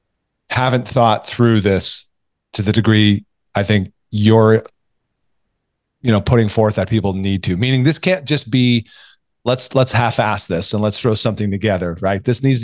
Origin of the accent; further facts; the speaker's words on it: California, United States; You're in LA, but nearby. I'm from Orange County.